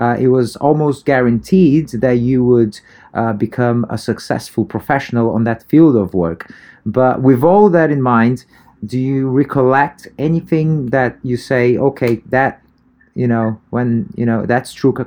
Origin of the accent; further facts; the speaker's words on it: Brazil; moved away; also born or lived in United Kingdom; even though I was born in Brazil, my background is totally European